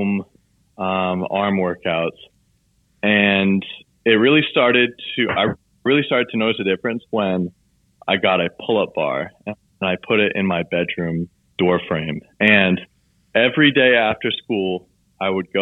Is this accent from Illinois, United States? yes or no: no; Southern Maine, United States; growing up in Southern Maine where it's just all outdoor activities.